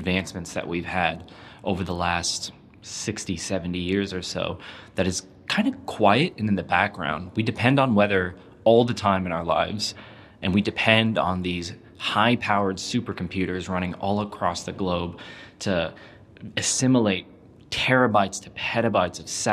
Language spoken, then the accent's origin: English; California, United States; now in New Zealand; I grew up in California